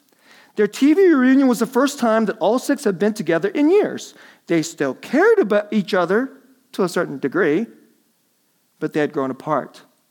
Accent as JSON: {"language": "English", "town": "Dallas", "region": "Texas", "country": "United States", "tie": "born or raised there"}